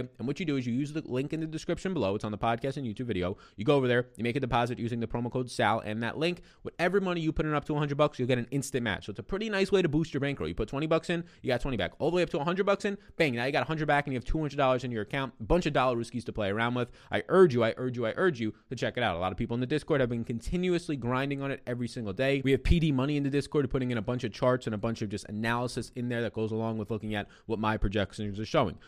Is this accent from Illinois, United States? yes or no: no; New York, United States; I'm an Italian from New York